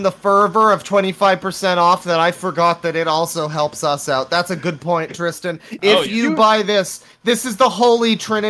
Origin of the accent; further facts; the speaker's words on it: Canada; Now, I'm Canadian.